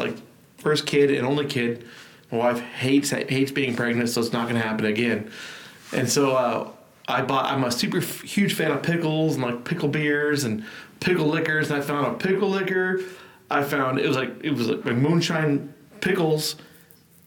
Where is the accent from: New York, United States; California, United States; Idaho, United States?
California, United States; Truckee; now in Texas, United States; I grew up in Tahoe, like the Truckee area